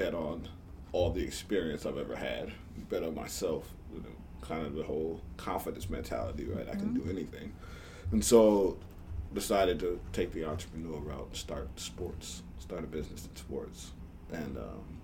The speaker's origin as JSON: {"language": "English", "town": "Minneapolis", "region": "Minnesota", "country": "United States", "tie": "born or raised there", "also_born_or_lived": "Devils Lake, North Dakota", "said": "I'm a city kid. I grew up in Minneapolis"}